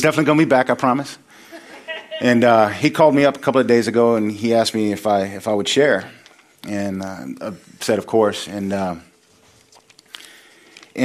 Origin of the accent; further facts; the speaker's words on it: Sacramento, California, United States; I come from Sacramento. I was living in the projects